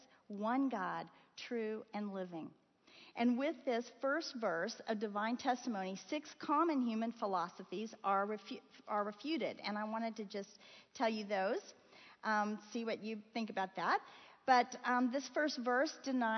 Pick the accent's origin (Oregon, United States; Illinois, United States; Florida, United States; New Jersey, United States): Florida, United States; moved away; I grew up in Florida